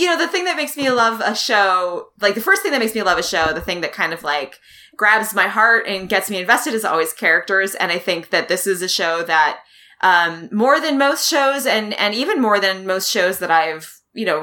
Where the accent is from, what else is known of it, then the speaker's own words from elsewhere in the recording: Wisconsin, United States; now in Mississippi, United States; I'm originally from Wisconsin